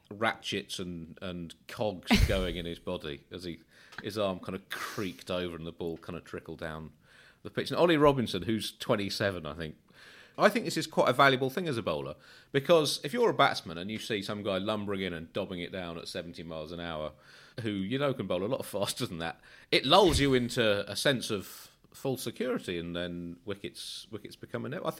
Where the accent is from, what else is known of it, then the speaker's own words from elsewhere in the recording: Australia; I say it to you as an Australian, and it naturally